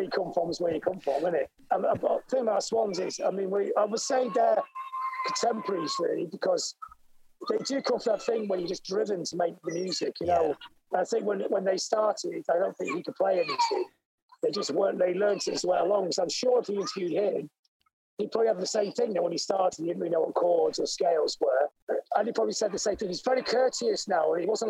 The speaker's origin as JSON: {"language": "English", "town": "Blackpool", "region": "North West England", "country": "United Kingdom", "tie": "born or raised there", "said": "and we were growing up in Blackpool in England, which is a seaside town. It's like Coney Island."}